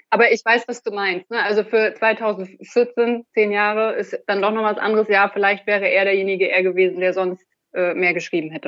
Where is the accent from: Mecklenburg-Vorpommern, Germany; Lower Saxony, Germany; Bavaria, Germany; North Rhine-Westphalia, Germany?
Mecklenburg-Vorpommern, Germany; Rostock; Ich bin aus Rostock